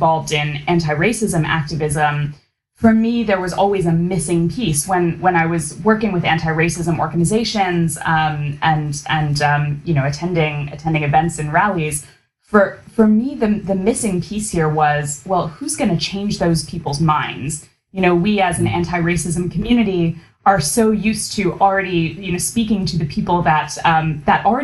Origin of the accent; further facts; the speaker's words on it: United States; a daughter of Indian immigrants growing up in America